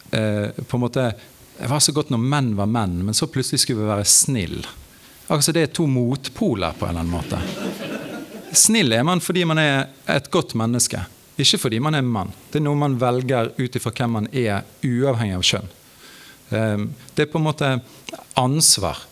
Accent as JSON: {"language": "Norwegian", "country": "Norway", "said": "Jeg som nordmann"}